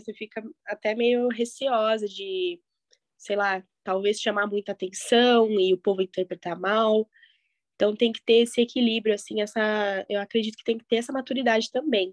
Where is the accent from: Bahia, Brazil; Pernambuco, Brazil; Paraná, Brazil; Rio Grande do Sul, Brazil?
Paraná, Brazil; Curitiba; moved away as an adult; now in São Paulo, Brazil; eu sou de Curitiba